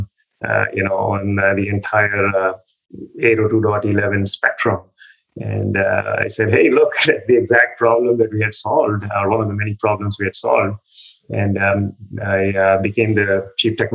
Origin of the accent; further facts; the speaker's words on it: India; moved away as an adult; also born or lived in Delhi, India / Cambridge, United States; I was born and brought up in India.